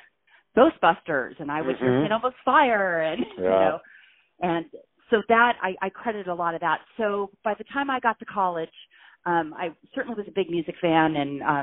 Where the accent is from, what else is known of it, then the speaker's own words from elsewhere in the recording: Irvine, California, United States; now in San Diego, United States; I grew up in Irvine, California, which is in Orange County